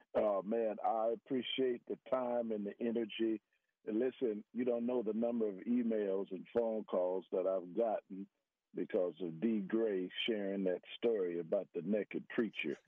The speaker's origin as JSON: {"language": "English", "town": "Miami", "region": "Florida", "country": "United States", "tie": "born or raised there", "also_born_or_lived": "West Virginia", "moved": "as an adult", "lives_now": "Texas, United States", "said": "I'm a Floridian. I grew up in Miami, Florida."}